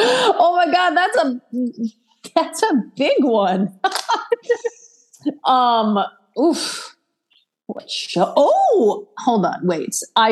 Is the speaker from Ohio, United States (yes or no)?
yes; Akron, Ohio, United States; I grew up in Akron, Ohio